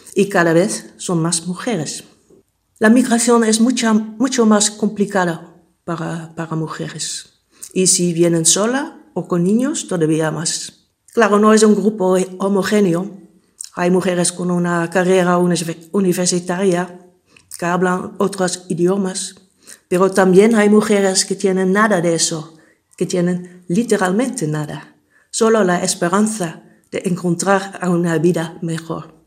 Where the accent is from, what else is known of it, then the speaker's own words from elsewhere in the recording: Netherlands; Spanish is a second language; moved away as an adult; now in Spain; soy holandesa y España es mi nueva patria